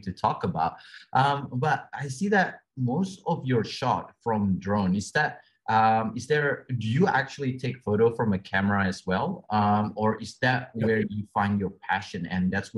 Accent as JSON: {"language": "English", "country": "Australia", "said": "I'm from Australia myself"}